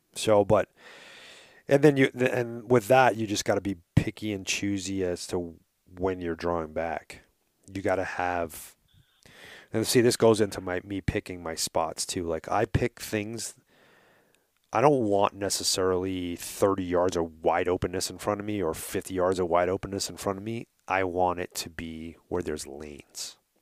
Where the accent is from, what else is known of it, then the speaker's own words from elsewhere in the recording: New York, United States; accent: New York; moved away; if you haven't noticed my accent